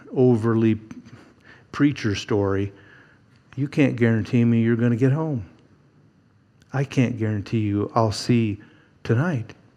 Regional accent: Eugene, Oregon, United States; Growing up in Eugene, there was a pretty good sized church

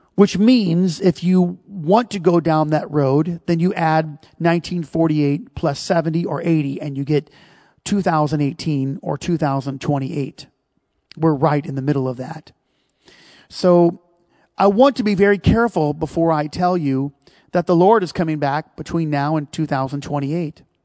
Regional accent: United States; we're American

